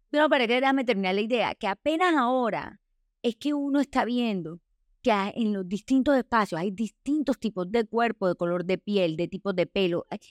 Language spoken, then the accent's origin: Spanish; Colombia; pasa en Colombia, pasa en nuestra sociedad